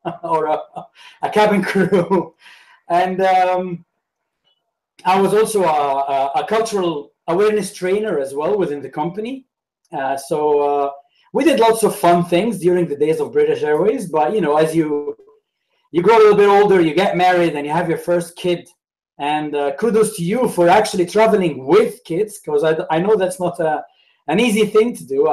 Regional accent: Alexandria, Alexandria Governorate, Egypt; English is a second language; moved away as an adult; also born or lived in Saudi Arabia / Bahrain / United Kingdom / Canada; So I'm from Alexandria, which is the north of Egypt. And I grew up there

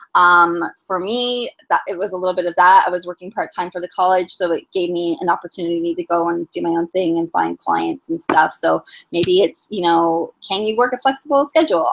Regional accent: Toronto, Ontario, Canada; I am from Toronto, born and raised.

